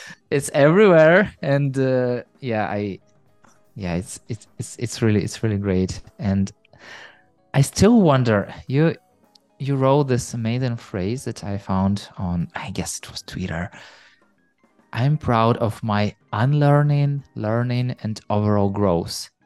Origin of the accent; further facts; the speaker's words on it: Ukraine; You know, I'm from Ukraine